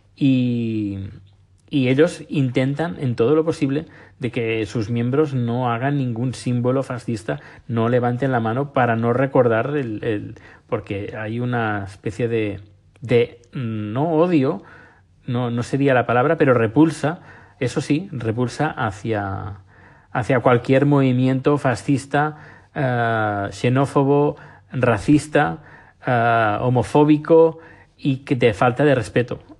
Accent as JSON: {"language": "Spanish", "town": "Barcelona", "region": "Catalonia", "country": "Spain", "moved": "as an adult", "lives_now": "Sweden", "said": "yo soy de Barcelona."}